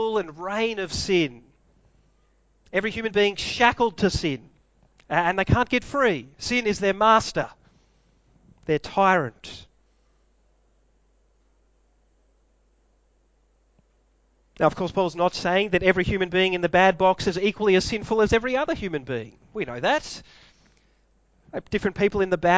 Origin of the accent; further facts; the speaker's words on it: Melbourne, Victoria, Australia; I was born in Melbourne